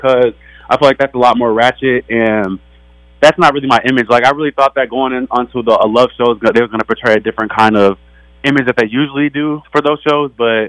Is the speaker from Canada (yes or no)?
no; Los Angeles, California, United States; I'm actually from Hollywood, born on Sunset Boulevard.